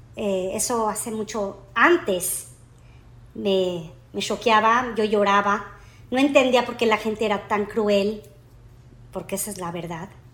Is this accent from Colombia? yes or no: no; Mexico; now in United States; yo nací aquí, en Estados Unidos. Y como a los tres años me regreso a México, decisión de mis padres, nos regresamos